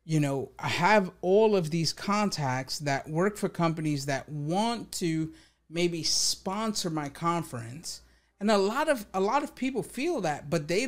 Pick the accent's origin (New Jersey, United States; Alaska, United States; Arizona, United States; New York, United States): New York, United States; I'm from New York.